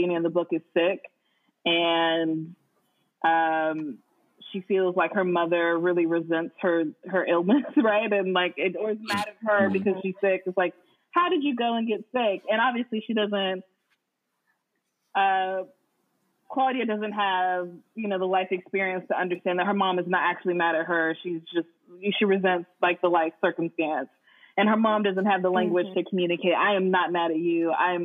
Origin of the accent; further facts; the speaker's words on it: United States; I'm from Lake County